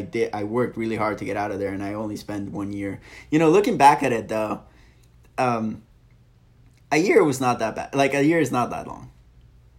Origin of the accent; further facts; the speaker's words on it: Florida, United States; moved away as an adult; also born or lived in St. Louis; now in Charleston, United States; I grew up in Florida. St. Louis was my first winter